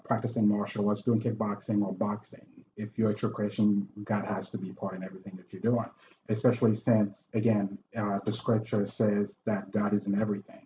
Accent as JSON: {"language": "English", "country": "Haiti", "tie": "born or raised there", "moved": "yes", "lives_now": "United States", "said": "I'm from Haiti. Uh, when I came here in '94"}